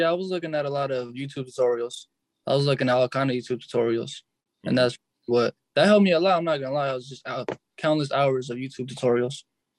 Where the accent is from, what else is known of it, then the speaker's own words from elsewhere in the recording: Antioch, California, United States; I'm from Antioch, California.